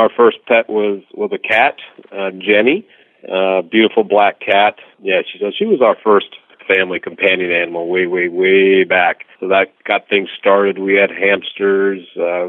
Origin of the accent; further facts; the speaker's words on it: Rhode Island, United States; moved away as an adult; also born or lived in Washington, D.C.; now in Florida, United States; No, I grew up in Rhode Island